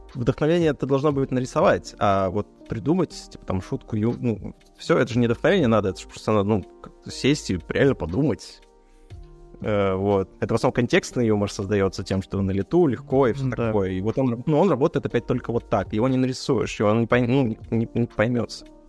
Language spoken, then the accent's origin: Russian; Izhevsk, Udmurtia, Russia; в э, моем родном городе, ну, в нашем, в Жене родном городе, в Ижевске